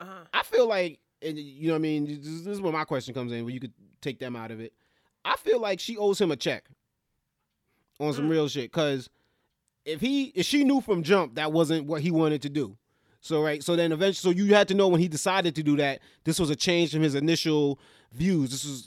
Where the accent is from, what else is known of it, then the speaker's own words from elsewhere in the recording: New York, United States; I grew up in New York all my life